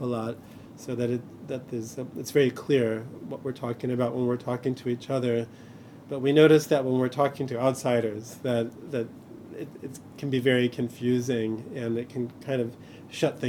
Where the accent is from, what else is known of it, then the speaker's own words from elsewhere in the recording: Chicago, Illinois, United States; I grew up in Chicago in the 80s